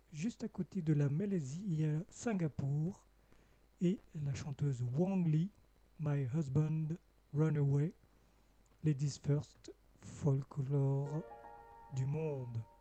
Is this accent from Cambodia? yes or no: yes; Cambodia; moved away; mon pays natal, le Cambodge